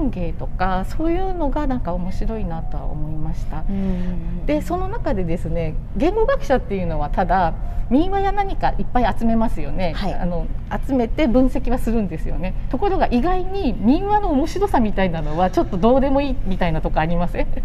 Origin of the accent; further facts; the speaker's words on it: Hokkaido, Japan; ただやはり私あの北海道出身なので